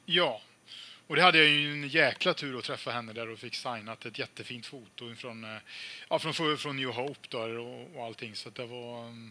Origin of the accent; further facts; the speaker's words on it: Falköping, Västra Götaland, Sweden; i min hemstad Falköping